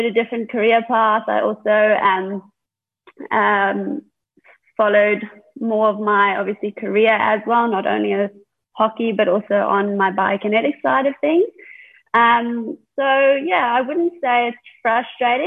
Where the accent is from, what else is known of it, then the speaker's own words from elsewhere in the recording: South Africa; moved away as an adult; also born or lived in England; now in Australia; I would still probably classify as born and bred in South Africa, because we moved over when I was 3 years old